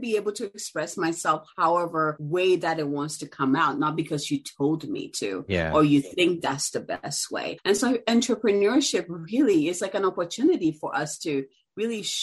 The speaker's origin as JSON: {"language": "English", "country": "Ghana", "tie": "born or raised there", "moved": "yes", "lives_now": "United States", "said": "I'm originally from Ghana. And so I grew up, you know, my uncle was an entrepreneur."}